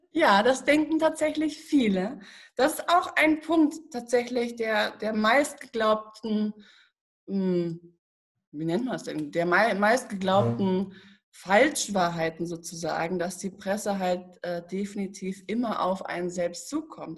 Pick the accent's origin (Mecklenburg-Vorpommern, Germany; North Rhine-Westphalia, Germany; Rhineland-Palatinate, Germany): North Rhine-Westphalia, Germany; Paderborn; ich komme aus Paderborn, tatsächlich, Paderborner Land. Und ich habe hier in Paderborn eine Ausbildung gemacht